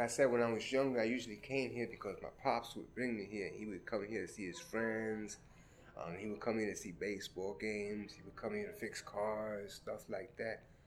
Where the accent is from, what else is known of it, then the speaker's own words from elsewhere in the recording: New York City, New York, United States; also born or lived in Red Hook, Brooklyn; since I grew up in Crown Heights, that's where I usually um, played